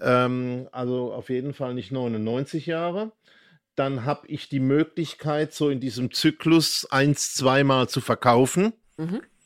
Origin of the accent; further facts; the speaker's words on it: Heidelberg, Baden-Württemberg, Germany; moved away; also born or lived in Schwetzingen / Bavaria; Ich bin ja hier nur in Schwetzingen und Heidelberg groß geworden und in Bayern